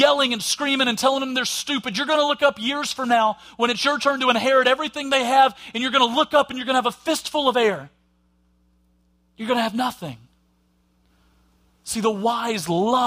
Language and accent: English; Alabama, United States; accent: Southern; with my accent and stuff and gone, oh, well, you must be from the South in Alabama. I am, and I'm proud